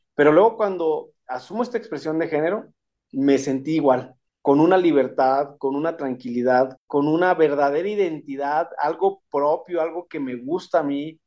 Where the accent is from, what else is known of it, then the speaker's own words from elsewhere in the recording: Saltillo, Coahuila, Mexico; moved away as an adult; now in Aguascalientes, Mexico; Soy originaria de Saltillo, Coahuila